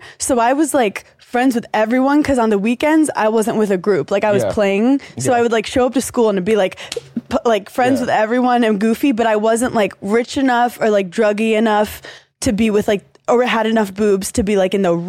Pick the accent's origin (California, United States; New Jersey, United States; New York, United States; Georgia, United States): New York, United States; growing up in New York